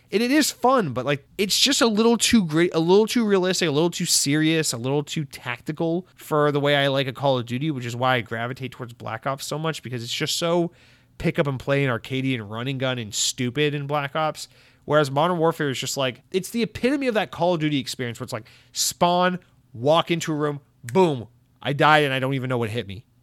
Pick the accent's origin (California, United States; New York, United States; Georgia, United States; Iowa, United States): Georgia, United States; North; now in Florida, United States; growing up in Georgia, in, you know, in North Georgia